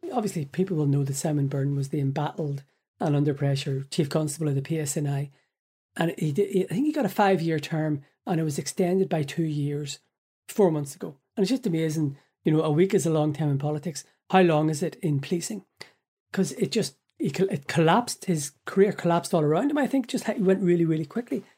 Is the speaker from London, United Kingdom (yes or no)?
no; Belfast, Northern Ireland, United Kingdom; moved away as an adult; now in Ireland; I was born in Belfast in August nineteen seventy, lived in North Belfast until nineteen ninety-seven